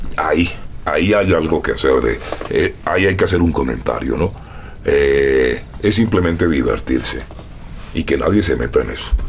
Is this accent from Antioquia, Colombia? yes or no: no; Barranquilla, Atlántico, Colombia; moved away as an adult; now in Mexico